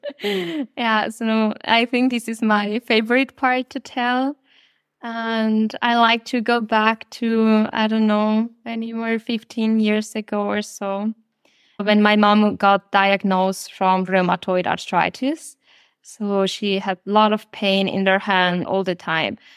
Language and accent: English; Colombia; now in Germany; I am originally from Colombia